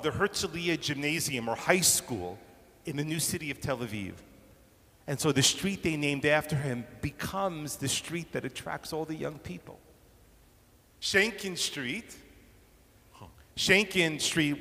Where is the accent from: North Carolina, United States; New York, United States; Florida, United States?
New York, United States; now in Toronto, Canada; growing up in New York, I grew up in a place where streets were given numbers or letters